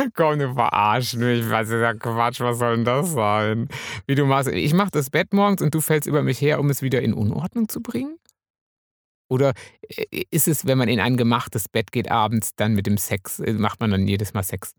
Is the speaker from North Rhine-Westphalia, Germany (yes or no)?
yes; Münsterland, North Rhine-Westphalia, Germany; ich bin ja Münsterländer